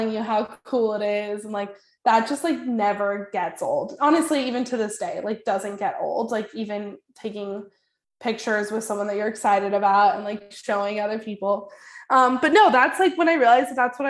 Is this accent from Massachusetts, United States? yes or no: no; San Francisco Bay Area, California, United States; also born or lived in Boulder, Colorado; I'm from the Bay Area